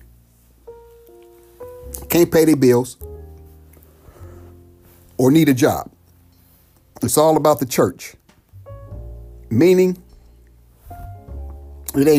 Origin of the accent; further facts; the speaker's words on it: United States; black people born and raised in America